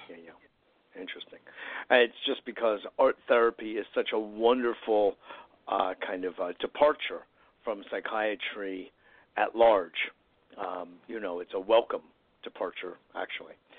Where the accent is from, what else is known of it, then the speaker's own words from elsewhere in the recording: Westport, Connecticut, United States; I grew up in Westport